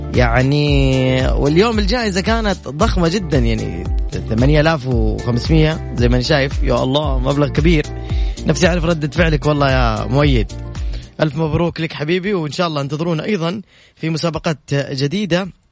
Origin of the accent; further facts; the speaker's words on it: Saudi Arabia; افتخر انه انا ابن هذه البلد والله العظيم افتخر انه مسقط راسي انا في هذه البلد